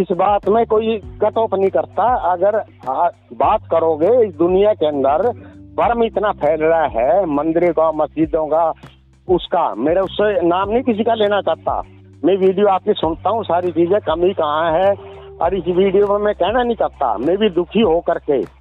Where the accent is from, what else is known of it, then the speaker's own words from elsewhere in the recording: Pidal village, Guhla tehsil, Kaithal district, Haryana, India; accent: Haryanvi; moved away; हमारा हरियाणा है छोटा सा गांव मेरा गांव है पीडल गांव जी पीडल गांव है जो है गोलाची का तहसील है और पहले हमारा डिस्ट्रिक्ट कुरुक्षेत्र था अब कैथल है